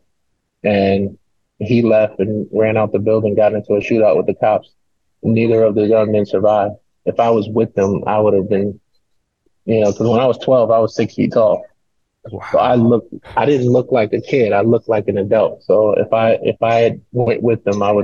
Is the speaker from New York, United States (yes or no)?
yes; New York City, New York, United States; I grew up in the Bronx, in a single parent home.